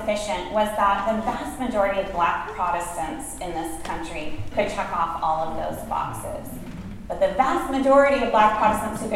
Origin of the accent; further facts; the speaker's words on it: Northwest Iowa, United States; I grew up in a small town in Iowa with one bookstore